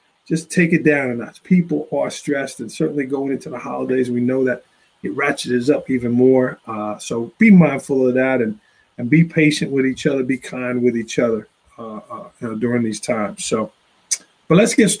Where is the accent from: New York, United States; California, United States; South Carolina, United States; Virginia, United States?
New York, United States; New York City; now in Port Jervis, United States; I grew up in Staten Island, New York